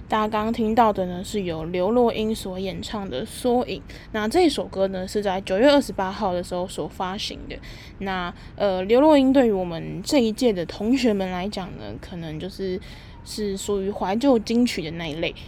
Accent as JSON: {"language": "Chinese", "region": "Taipei", "country": "Taiwan", "tie": "born or raised there", "said": "我自己就是从小到大都在台北长大"}